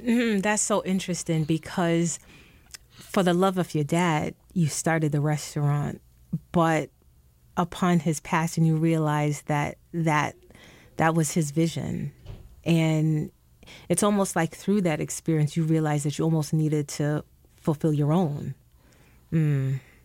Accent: New York City, New York, United States; moved away as an adult; I grew up in the Bronx and, you know, I've lived outside of New York City for more than twenty years now

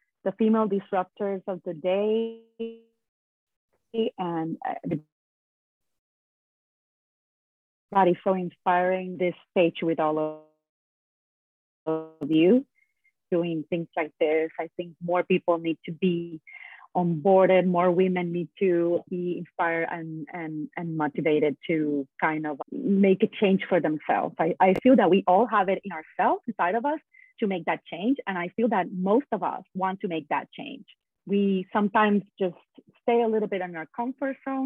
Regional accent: San Juan, Puerto Rico; I am originally from Puerto Rico, and I was born and raised there

